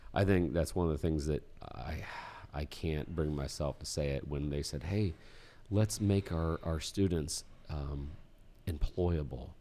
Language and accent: English; Indiana, United States; we're from Indiana.